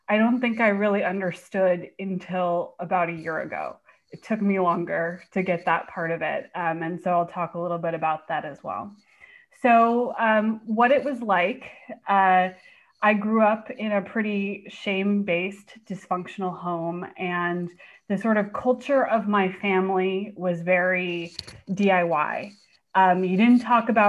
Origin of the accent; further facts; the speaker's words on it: Bay Area, California, United States; now in Portland, United States; I actually live in Portland now, but I'm from the Bay Area.